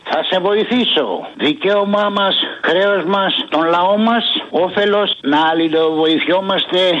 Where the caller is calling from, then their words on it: Egaleo, Attica, Greece; Ναι, γεια σου, Αποστολή … από το Εγάλεο.